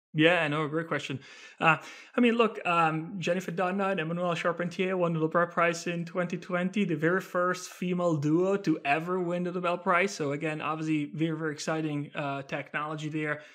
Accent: Italy; moved away; I'm originally from Italy, from beautiful Italy, born and raised there.

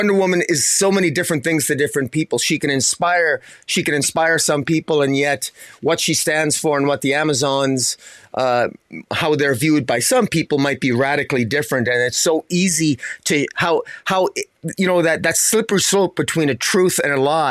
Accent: Canada; as a Canadian

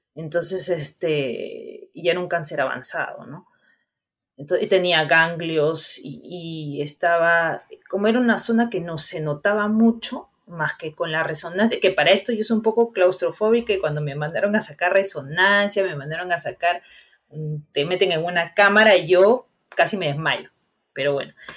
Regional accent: Huarmey, Ancash, Peru; moved away; yo soy de Guarmey, Ancash

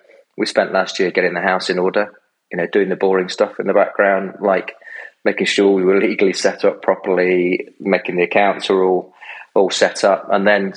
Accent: Derby, East Midlands, United Kingdom; moved away as an adult; also born or lived in Newcastle / London; I'm from Derby.

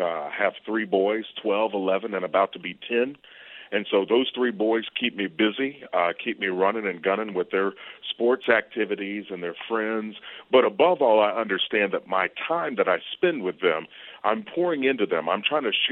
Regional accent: Versailles, Kentucky, United States; I grew up in Kentucky, a little town called Versailles

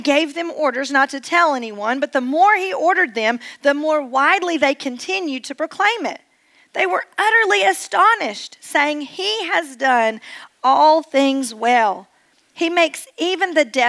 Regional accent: East Tennessee, United States; I'm actually born and raised in East Tennessee, and so I have been in Tennessee all my life, but it is a subtly different accent

